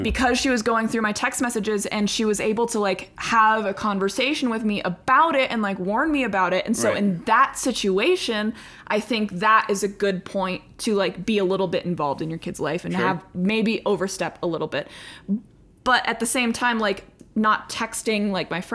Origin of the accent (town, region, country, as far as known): United States